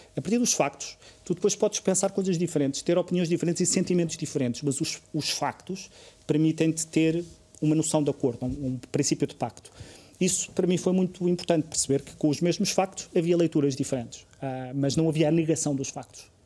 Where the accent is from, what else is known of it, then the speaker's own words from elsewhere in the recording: Covilhã, Centro, Portugal; moved away; vivo, vivi e cresci na Covilhã